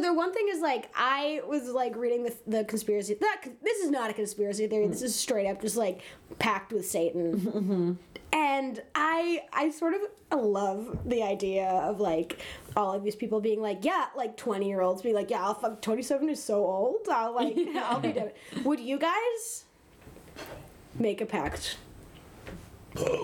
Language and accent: English; Massachusetts, United States; I'm from Massachusetts